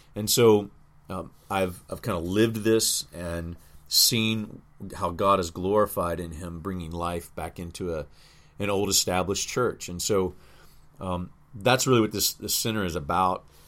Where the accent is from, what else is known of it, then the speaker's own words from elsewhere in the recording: Louisville, Kentucky, United States; in my hometown to be able to just set up like Southern Seminary